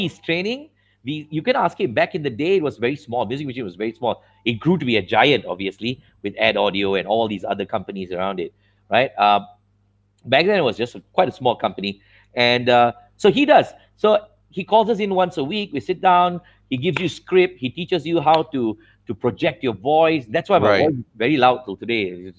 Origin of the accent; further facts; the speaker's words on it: India; So I come from, you see, I'm an Indian boy.